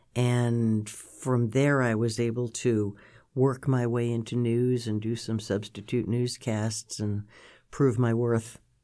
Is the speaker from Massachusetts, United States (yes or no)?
yes; Milton, Massachusetts, United States; I was from Milton